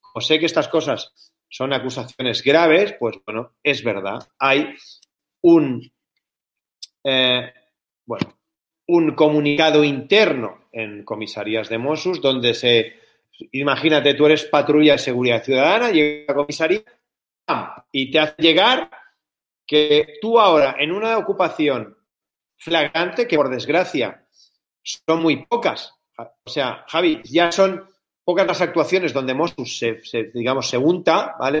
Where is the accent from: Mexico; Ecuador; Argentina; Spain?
Spain; Barcelona, Catalonia; Yo soy nacido en Barcelona, amo mi ciudad